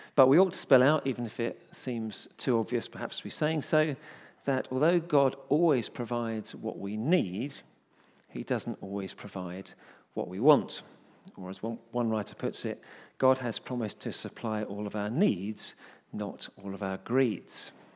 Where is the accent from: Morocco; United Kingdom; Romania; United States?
United Kingdom; we're British